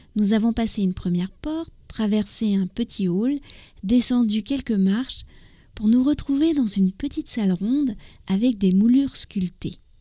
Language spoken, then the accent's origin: French; France; also born or lived in near Paris; je suis française, j'habite près de Paris